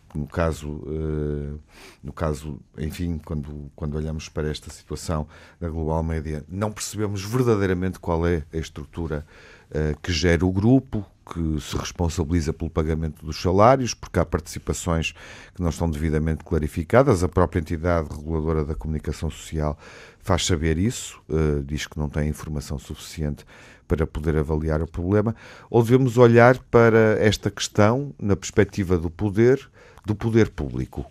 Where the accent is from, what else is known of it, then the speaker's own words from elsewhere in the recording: Porto, Norte, Portugal; crescendo no Porto